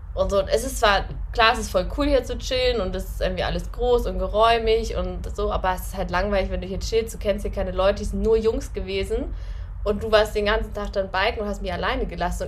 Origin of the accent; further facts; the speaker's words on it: Northern Germany, Germany; accent: Hochdeutsch; moved away as an adult; now in Austria; ich komme ja aus Norddeutschland, also Hochdeutsch